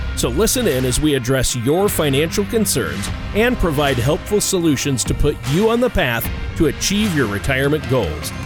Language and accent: English; Minnesota, United States; I'm from Minnesota